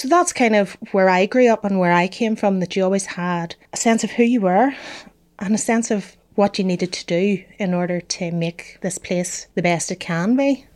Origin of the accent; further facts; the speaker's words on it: Derry, Northern Ireland, United Kingdom; I grew up in Derry and not in Drogheda.